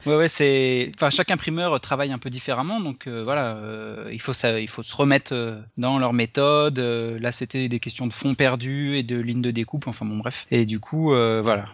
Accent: Lyon, Auvergne-Rhône-Alpes, France; moved away as an adult; also born or lived in Paris; je suis originaire de Lyon

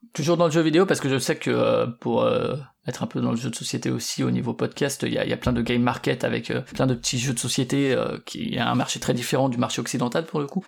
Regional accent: Strasbourg, Grand Est, France; moi je suis de Strasbourg

